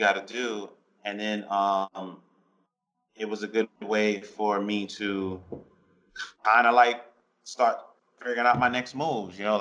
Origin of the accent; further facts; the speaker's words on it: New York, United States; I grew up in New York